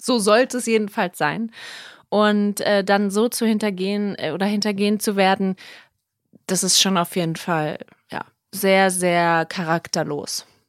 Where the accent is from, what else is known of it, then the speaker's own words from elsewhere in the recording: Berlin, Germany; moved away as an adult; also born or lived in South Tyrol, Italy; ich bin ja aus Berlin, meine Familie ist noch hier, aber ich bin ja wirklich zurückgekommen aus Italien, aus Südtirol wegen GZSZ